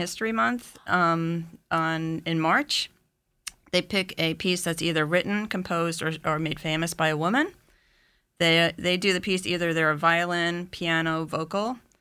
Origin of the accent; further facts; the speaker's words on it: East Williston, New York, United States; moved away; also born or lived in Haworth, New Jersey; I grew up on Long Island